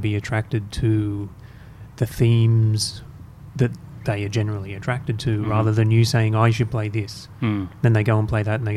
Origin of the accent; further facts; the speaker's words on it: Australia; us as Australian players